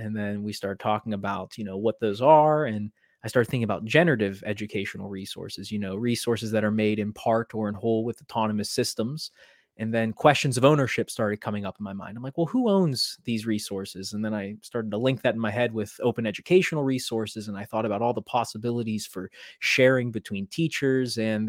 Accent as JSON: {"language": "English", "region": "Pennsylvania", "country": "United States", "moved": "as an adult", "lives_now": "Maryland, United States", "said": "I moved from Western Pennsylvania to Maryland, kind of just picked it up, wanted to strike it out on my own at a completely different place."}